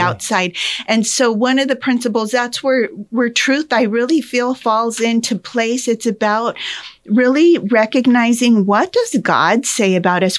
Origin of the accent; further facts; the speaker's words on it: Pinal County, Arizona, United States; I was born and raised in Pinal County